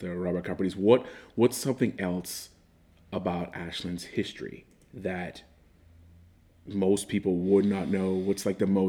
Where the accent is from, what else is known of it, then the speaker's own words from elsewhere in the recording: Bahamas; now in Wayne County, Ohio, United States; I'm 34 years old, and I am from the Bahamas, and I am a black pastor in Wayne County, Ohio.